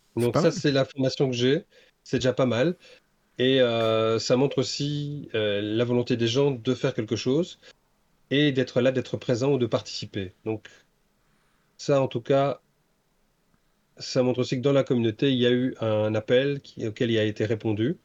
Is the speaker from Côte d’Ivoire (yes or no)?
no; Brussels, Brussels-Capital Region, Belgium; moi je suis bruxellois